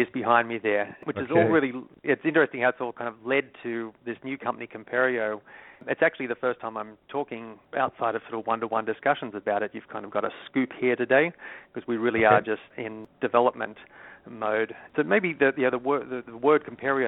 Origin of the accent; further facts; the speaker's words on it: Sydney, New South Wales, Australia; moved away as an adult; also born or lived in San Francisco; now in United States; As you might detect from my accent, I'm not originally from the U.S. I moved from my hometown of Sydney, Australia, to San Francisco in 94.